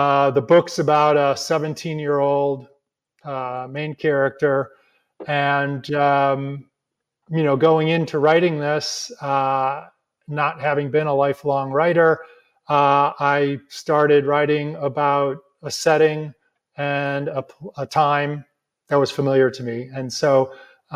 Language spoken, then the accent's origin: English; La Grange, Illinois, United States; my hometown of LaGrange, Illinois